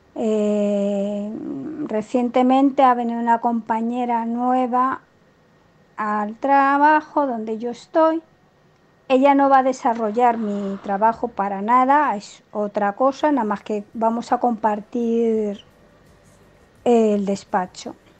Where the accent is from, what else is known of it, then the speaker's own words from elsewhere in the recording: Spain; soy española y vivo en España